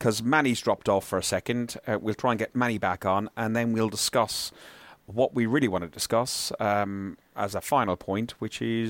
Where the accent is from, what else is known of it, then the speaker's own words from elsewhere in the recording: Ireland; moved away; I'm Irish, you know, I'm a foreigner living in a foreign country